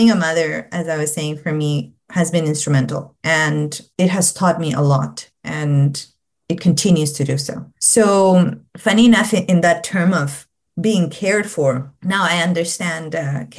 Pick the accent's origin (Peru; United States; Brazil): Peru; English is a second language; moved away as an adult; my own childhood, my own teen years, you know, growing up in Peru